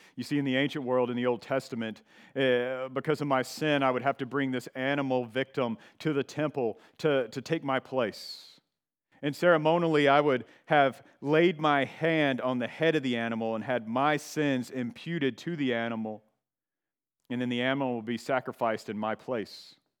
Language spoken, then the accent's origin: English; the South, United States; I was a Christian because I was from the South